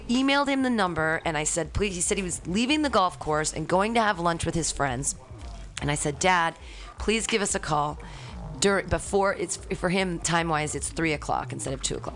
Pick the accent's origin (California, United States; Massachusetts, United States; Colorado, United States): California, United States; I've, been here in California my entire life, both yeah. North California and South Ca- South California, Southern and Northern